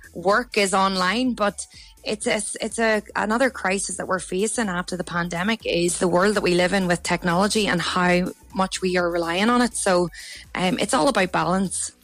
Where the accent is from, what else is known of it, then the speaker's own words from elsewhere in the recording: County Down, Northern Ireland, United Kingdom; moved away as an adult; now in Australia; I'm originally from County Down and I moved to Australia nearly eight years ago